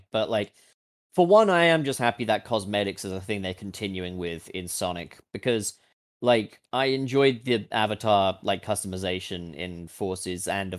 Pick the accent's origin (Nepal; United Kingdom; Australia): United Kingdom; I'm British.